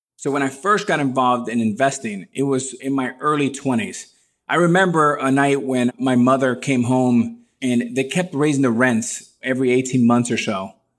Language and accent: English; Miami, Florida, United States; also born or lived in New York City; I was born in New York City, raised in Miami